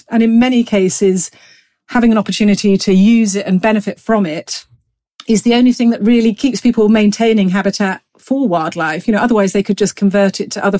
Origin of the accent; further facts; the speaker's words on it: Gloucestershire, South West England, United Kingdom; No, I'm a country girl. I grew up in rural Gloucestershire and spent a lot of my childhood out and about riding horses, walking dogs, enjoying the Cotswold Hills.